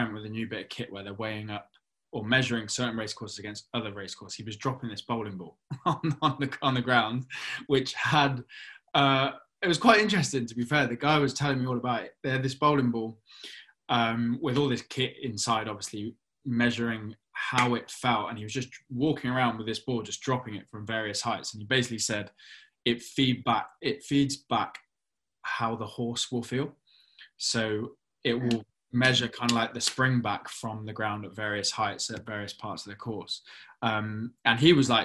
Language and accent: English; Cheltenham, South West England, United Kingdom; growing up in Cheltenham